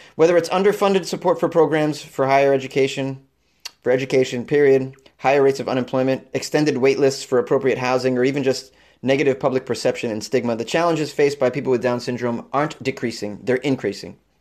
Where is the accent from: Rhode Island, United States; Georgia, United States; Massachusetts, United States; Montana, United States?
Massachusetts, United States; Boston; born or raised there; moved away; also born or lived in New York City / Los Angeles